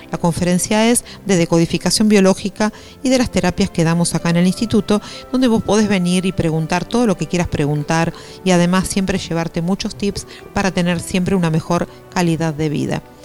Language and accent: Spanish; Venezuela; soy eh, venezolana